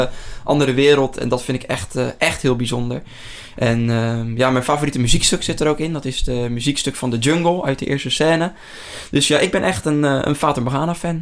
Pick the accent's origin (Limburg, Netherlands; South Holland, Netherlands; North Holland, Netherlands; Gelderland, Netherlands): South Holland, Netherlands; near Rotterdam; uit de buurt van Rotterdam